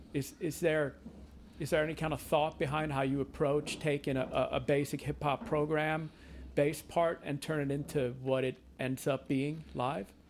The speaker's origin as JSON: {"language": "English", "country": "Sweden", "moved": "yes", "said": "my home country of Sweden"}